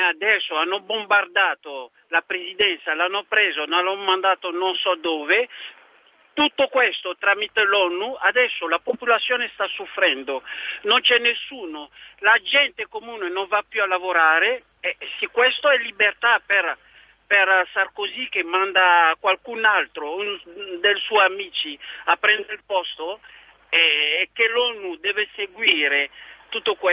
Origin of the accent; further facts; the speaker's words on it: Côte d’Ivoire; now in Bergamo, Italy; mi ricordo il mio paese, vi ricordate la Costa d'Avorio?